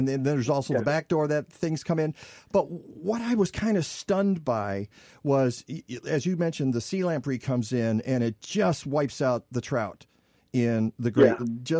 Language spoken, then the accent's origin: English; Detroit, Michigan, United States; now in Chicago, United States; And I was in Detroit at the time, so I grew up in Detroit. But I used to fish in Lake St. Clair with my dad.